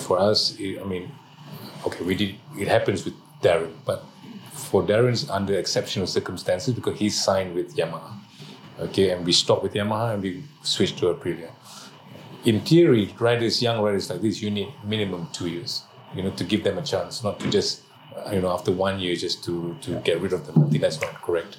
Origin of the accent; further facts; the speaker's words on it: Malaysia; being Malaysian